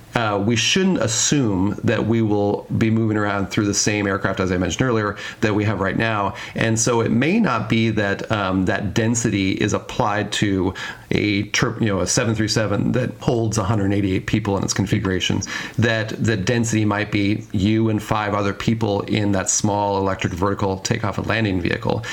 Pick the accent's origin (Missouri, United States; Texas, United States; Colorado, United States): Colorado, United States; Denver; now in Seattle, United States; I, I grew up in Denver, I live in Seattle now, but I grew up in Denver